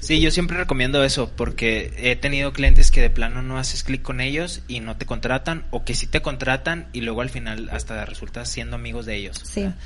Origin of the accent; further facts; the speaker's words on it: Cuauhtémoc, Chihuahua, Mexico; yo que soy de Cuauhtémoc